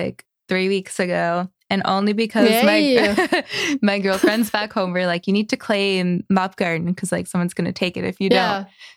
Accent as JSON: {"language": "English", "country": "Canada"}